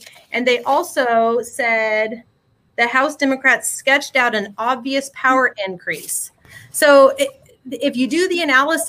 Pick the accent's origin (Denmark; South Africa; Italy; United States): United States; Oregon; we're from Oregon. And they're like, oh, Portland. And I'm like, no, we're not from Portland. We're an hour south of Portland, right?